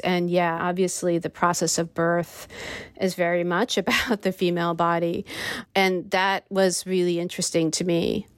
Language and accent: English; United States; my experience of being an American